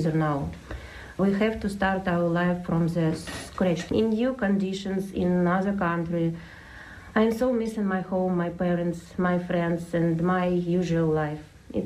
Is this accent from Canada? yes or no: no; Ukraine; now in Tipperary, Ireland; I'm from Ukraine